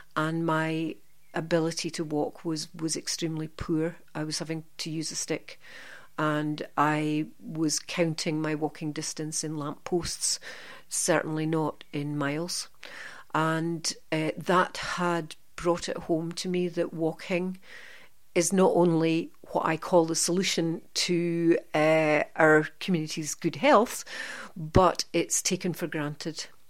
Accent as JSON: {"language": "English", "town": "Aberdeen", "region": "Scotland", "country": "United Kingdom", "moved": "as an adult", "lives_now": "central Scotland, United Kingdom", "said": "I'm from the Aberdeen area and I studied in Aberdeen, and then moved to central Scotland thirty-six years ago, and never left"}